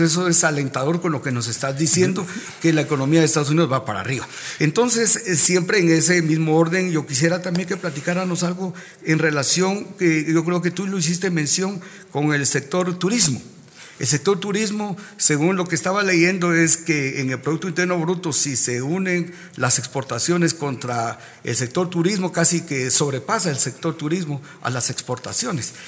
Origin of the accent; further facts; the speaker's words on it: Guatemala; nosotros como guatemaltecos